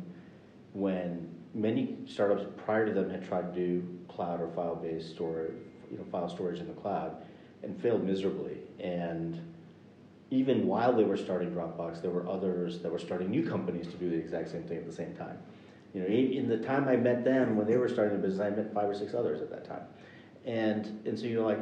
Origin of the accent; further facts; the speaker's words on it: United States; I grew up in the United States